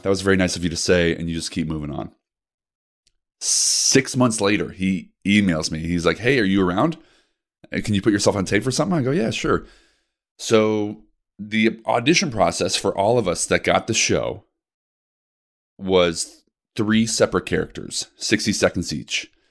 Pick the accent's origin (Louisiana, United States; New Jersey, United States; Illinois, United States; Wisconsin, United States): Illinois, United States; Naperville; I was raised out in the burbs of Chicago, Naperville